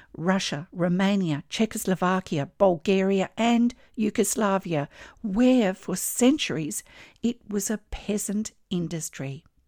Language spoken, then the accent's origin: English; Australia; I'm an Australian textile artist